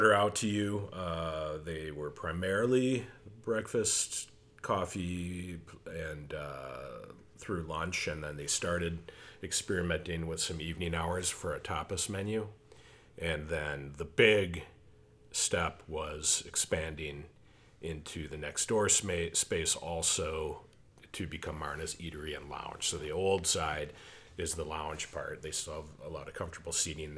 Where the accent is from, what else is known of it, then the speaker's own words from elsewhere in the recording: Golden Valley, Minnesota, United States; I grew up in Golden Valley